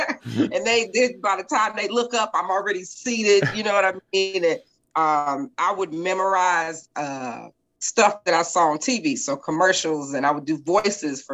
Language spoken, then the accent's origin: English; Milwaukee, Wisconsin, United States; I'm from Milwaukee, born and raised, right, you know, North 35th Street